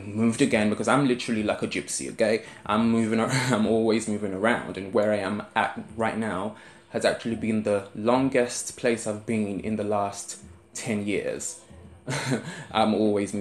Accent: London, United Kingdom; accent: South London

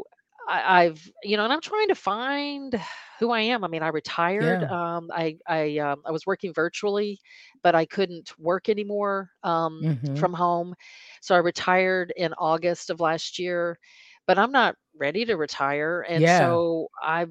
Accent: Arkansas, United States; moved away; I'm from Arkansas

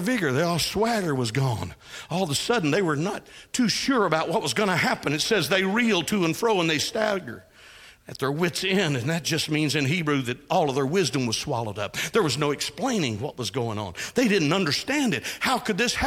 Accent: Texas, United States; I was raised in Texas

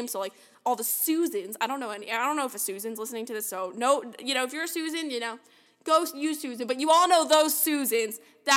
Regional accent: New York City, New York, United States; I'm from New York

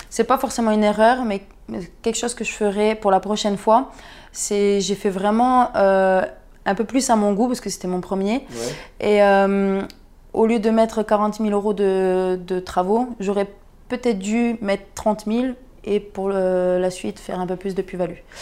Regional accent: Perpignan, Occitania, France; je viens de Perpignan

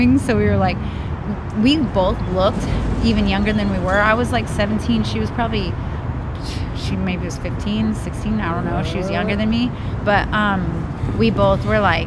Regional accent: Portland, Oregon, United States; also born or lived in Seattle; now in Los Angeles, United States; I'm from Portland, Oregon originally

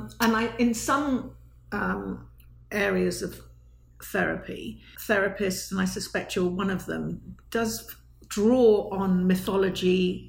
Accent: United Kingdom; being a British person

